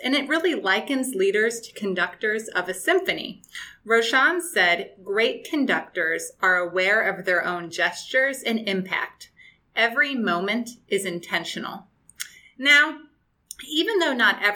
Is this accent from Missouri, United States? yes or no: yes; St. Louis, Missouri, United States; now in San Diego, United States; I'm originally from the Midwest, St. Louis, Missouri, and have lived on both coasts